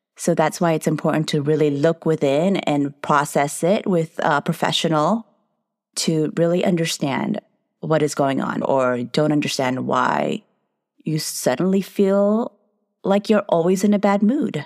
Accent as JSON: {"language": "English", "country": "United States", "said": "I'm a Filipino-American entrepreneur psychotherapist"}